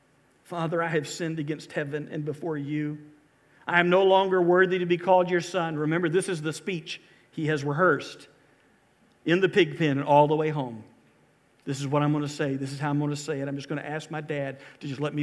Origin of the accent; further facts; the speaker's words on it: Valdosta, Georgia, United States; also born or lived in Mobile, Alabama / Lake Park, Georgia / Corsicana, Texas / Albany, Georgia; I grew up in South Georgia